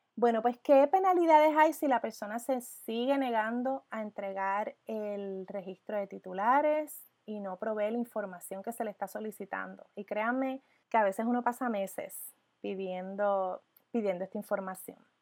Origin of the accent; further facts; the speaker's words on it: Puerto Rico; como puertorriqueña